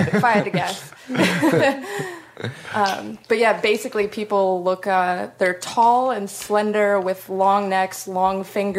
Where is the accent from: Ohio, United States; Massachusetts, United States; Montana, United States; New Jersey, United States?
New Jersey, United States; moved away as an adult; now in Seattle, United States; Well, I'm originally from the East Coast. I'm from New Jersey. But I've been living in Seattle for over 2 years now.